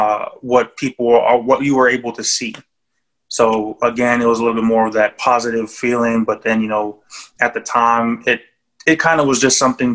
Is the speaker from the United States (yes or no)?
no; Japan; born there; And then Dynasty coming from the fact that I was born in Japan.